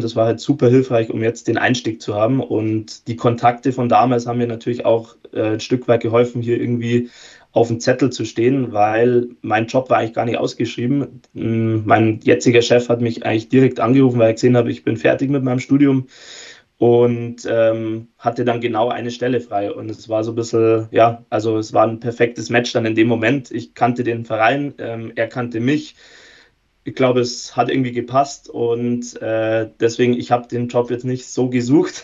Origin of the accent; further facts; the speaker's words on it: Erding, Bavaria, Germany; also born or lived in Bayreuth; ich komme auch aus der Gegend, also bin nicht Münchner, aber ungefähr die Erdinger Richtung